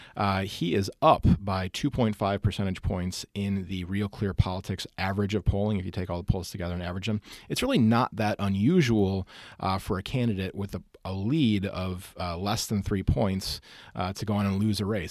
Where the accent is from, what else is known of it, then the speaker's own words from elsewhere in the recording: Wisconsin, United States; moved away; my home state of Wisconsin